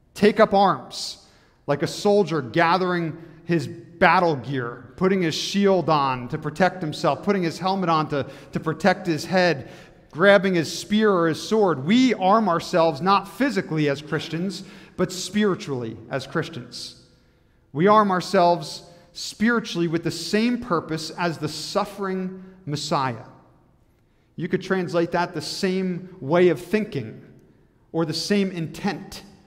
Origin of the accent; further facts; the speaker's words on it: New Jersey, United States; moved away as an adult; now in Michigan, United States; I grew up in New Jersey